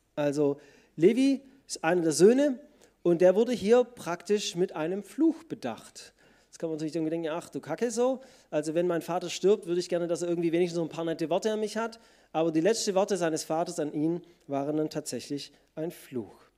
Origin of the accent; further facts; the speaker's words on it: Germany; Als Deutsche